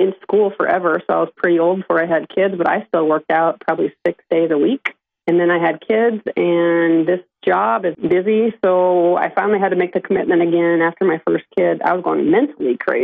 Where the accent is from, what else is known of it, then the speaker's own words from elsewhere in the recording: Sibley, Iowa, United States; growing up in Sibley, there's one hospital and clinic in the whole county